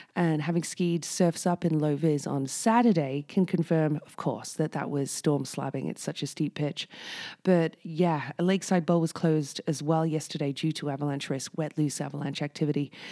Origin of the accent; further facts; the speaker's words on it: United Kingdom; now in Whistler, Canada; I'm originally British